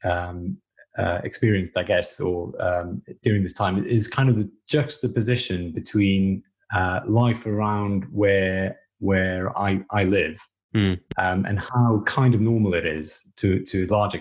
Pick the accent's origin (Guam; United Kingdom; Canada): United Kingdom; Wales; moved away; I grew up in Wales.